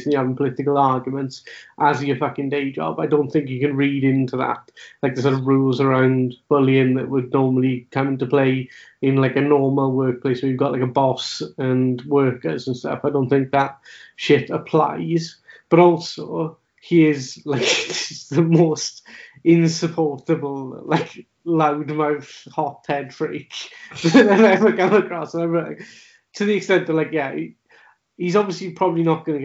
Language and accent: English; Wales, United Kingdom; as a Welsh speaker